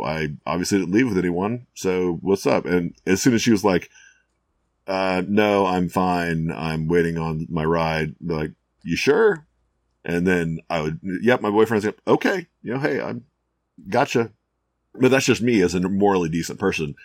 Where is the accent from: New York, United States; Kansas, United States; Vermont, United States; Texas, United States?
Texas, United States; Houston; I grew up in Houston